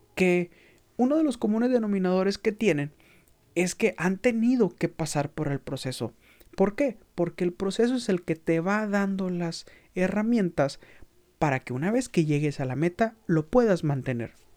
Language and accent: Spanish; Mexico; como mexicanos tenemos